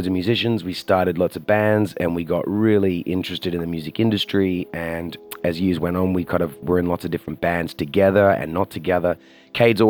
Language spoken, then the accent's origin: English; Australia; I'm from Australia